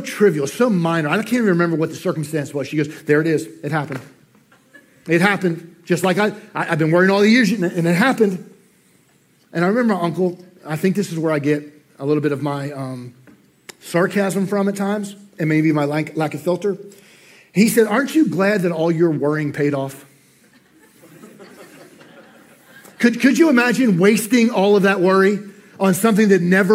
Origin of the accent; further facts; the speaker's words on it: New Jersey, United States; moved away; I'm from New Jersey, I can't say worry right